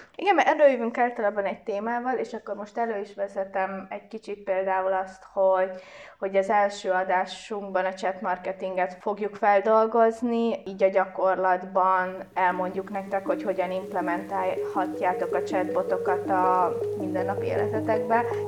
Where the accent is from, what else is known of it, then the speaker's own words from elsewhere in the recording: Pécs, Baranya, Hungary; én kicsi Pécsiként